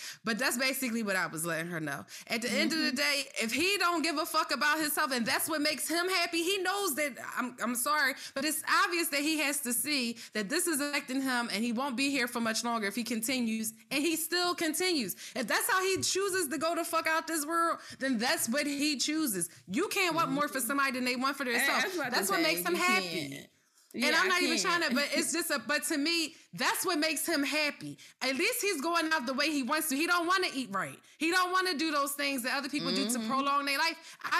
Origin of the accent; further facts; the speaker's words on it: Philadelphia, Pennsylvania, United States; You know, when we're passionate from Philly.